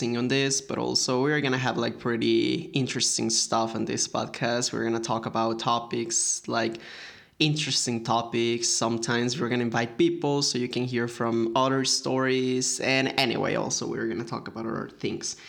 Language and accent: English; Mexico; I'm from Mexico